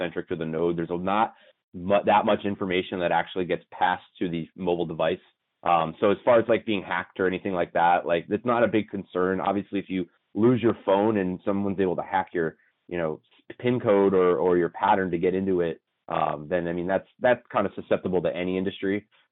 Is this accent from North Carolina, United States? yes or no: no; Las Vegas, Nevada, United States; We're all from Las Vegas.